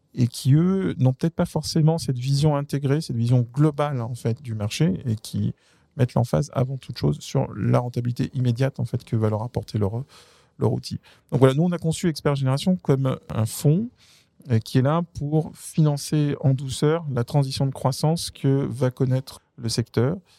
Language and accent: French; France; je suis français